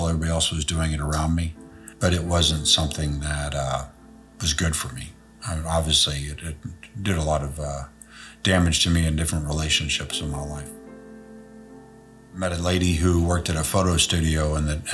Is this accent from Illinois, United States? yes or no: yes; Chicago, Illinois, United States; also born or lived in Indianapolis, Indiana; I was born in Indianapolis in 1966. Stayed there till I was in first grade. Then I moved to Chicago.